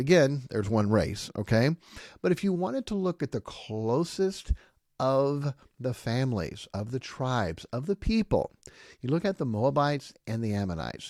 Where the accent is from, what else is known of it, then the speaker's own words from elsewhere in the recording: Tennessee, United States; I'm from Tennessee